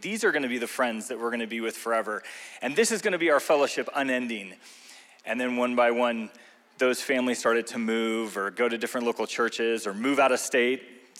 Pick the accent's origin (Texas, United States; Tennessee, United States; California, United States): California, United States; Arcadia; also born or lived in Pasadena, California / Santa Barbara, California / Camarillo, California / Tampa, Florida; now in Thousand Oaks, United States; So I was born in Pasadena, California, was raised in Arcadia, right up until the age of kind of middle school.